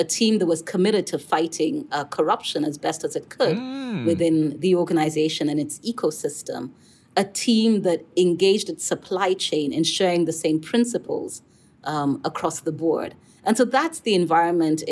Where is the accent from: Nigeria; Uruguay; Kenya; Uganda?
Kenya; I come from Kenya. I worked in Nairobi, Kenya.